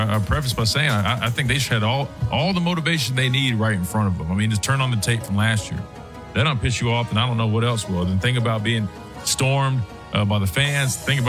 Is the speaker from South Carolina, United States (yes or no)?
yes; outside of Fort Jackson, South Carolina, United States; growing up outside of Fort Jackson.